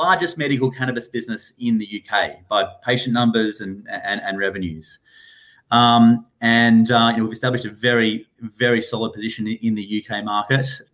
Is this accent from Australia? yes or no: yes; Perth, Western Australia, Australia; moved away as an adult; now in United Kingdom; I'm from Perth in Western Australia.